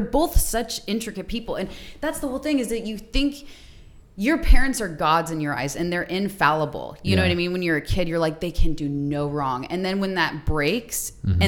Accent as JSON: {"language": "English", "town": "Phoenix", "region": "Arizona", "country": "United States", "tie": "born or raised there", "said": "Born and raised in Arizona"}